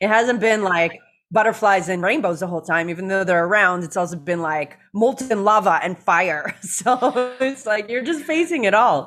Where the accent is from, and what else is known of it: Toronto, Ontario, Canada; born or raised there; moved away as an adult; also born or lived in Venice Beach, California; now in Hawaii, United States